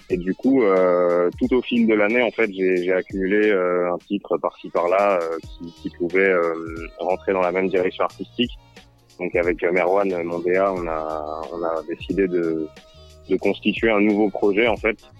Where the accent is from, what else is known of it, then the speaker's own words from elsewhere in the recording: Lyon, Auvergne-Rhône-Alpes, France; je suis originaire de Lyon